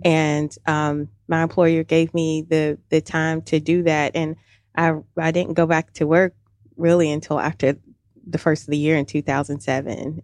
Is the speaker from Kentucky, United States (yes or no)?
yes; Louisville, Kentucky, United States; moved away as an adult; now in Alpharetta, United States; originally from Louisville, Kentucky